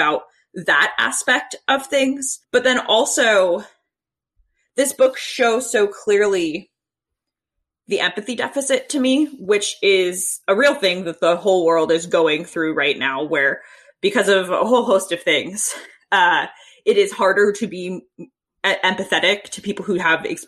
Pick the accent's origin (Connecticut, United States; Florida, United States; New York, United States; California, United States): Connecticut, United States; Sandy Hook; moved away; Yeah, I'm from Sandy Hook, Connecticut